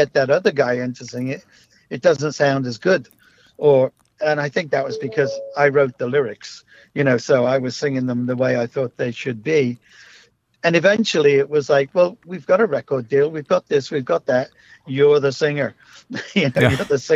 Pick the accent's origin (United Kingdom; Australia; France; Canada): United Kingdom; Liverpool, North West England; we're just kids from Liverpool